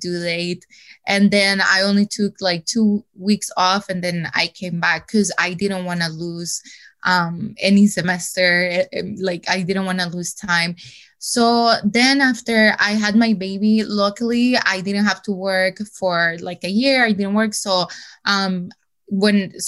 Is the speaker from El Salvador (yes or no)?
yes; El Salvador; moved away; I'm from El Salvador and my parents were not living here at that moment